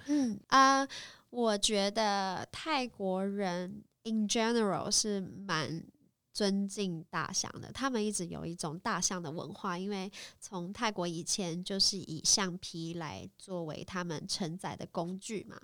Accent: Taiwan; also born or lived in Bangkok, Thailand; 我从台湾来的

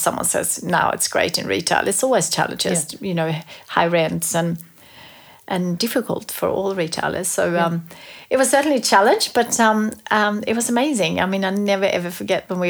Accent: Sweden; moved away as an adult; also born or lived in Melbourne, Australia; now in Australia; growing up in Sweden, we had quite a few amazing stationery brands there back then

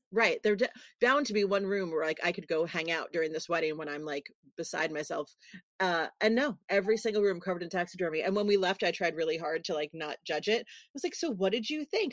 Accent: New York City, New York, United States; I'm a girl from New York City

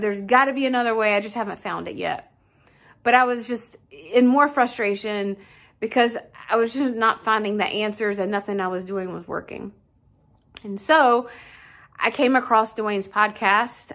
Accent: Wichita, Kansas, United States; I'm from Wichita, Kansas.

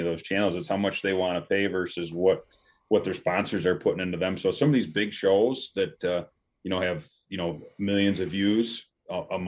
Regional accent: Western New York, United States; I'm from Western New York. I'm about 45 minutes south of Rochester

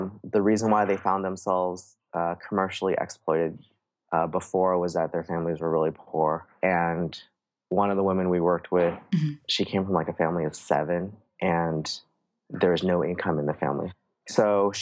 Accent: San Francisco, California, United States; my earliest memories are from growing up in the San Francisco area

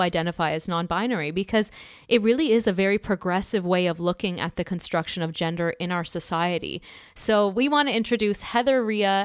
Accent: Toronto, Ontario, Canada; moved away; I am also originally from Canada, Toronto

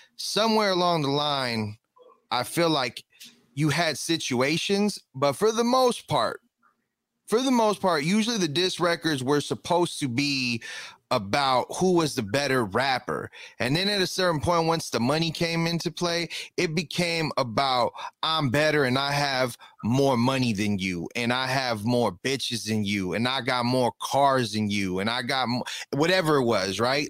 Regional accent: Inglewood, California, United States; I'm from Inglewood for sure because I grew up in Inglewood

